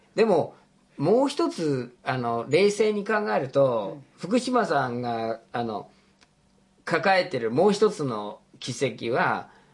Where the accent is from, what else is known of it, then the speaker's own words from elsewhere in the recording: United States; moved away; 僕が生まれ育った国がアメリカ合衆国で